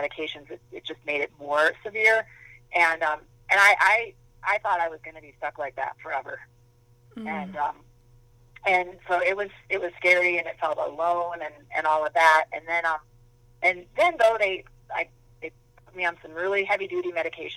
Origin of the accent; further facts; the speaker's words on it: Minnesota, United States; I grew up in Minnesota